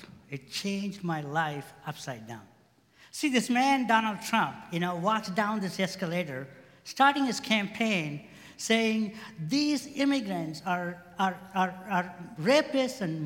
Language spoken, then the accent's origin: English; India; moved away as an adult; also born or lived in Indiana, United States; now in United States; I came from India to Indiana to go to grad school. I was 20-something